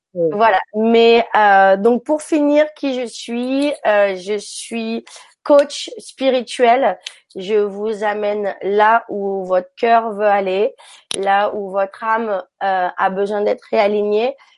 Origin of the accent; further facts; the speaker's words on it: France; moved away as an adult; also born or lived in Africa; now in San Francisco, United States; j'ai grandi en France et puis je suis partie par la suite en Afrique euh, quand j'étais ado